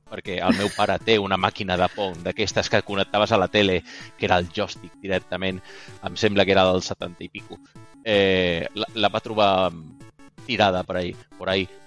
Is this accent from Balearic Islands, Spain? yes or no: yes; Balearic Islands, Spain; now in Barcelona, Spain; El meu català sona sona estrany perquè, bueno, eh, aquí servidors de Mallorca també vos dic que no parlo com la gent de Mallorca parla, perquè quan vaig arribar eh, a Barcelona fa 10 anys, me vaig haver